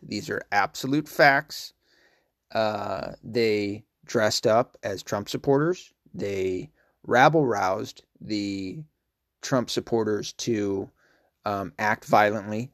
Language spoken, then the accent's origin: English; Tennessee, United States; I'm from Tennessee